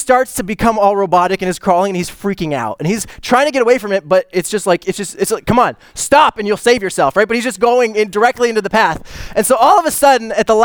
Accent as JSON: {"language": "English", "country": "Canada", "said": "I'm Canadian too."}